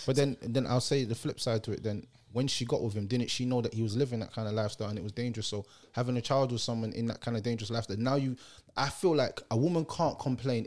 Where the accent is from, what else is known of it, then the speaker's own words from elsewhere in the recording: Jamaica; I'm a Jamaican